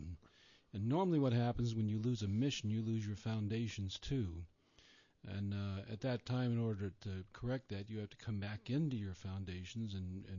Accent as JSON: {"language": "English", "country": "United States", "said": "I'm from Colorado, Alaska"}